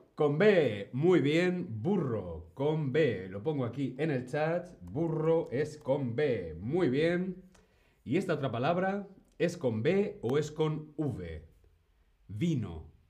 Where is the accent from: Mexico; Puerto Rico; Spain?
Spain; Yo soy de España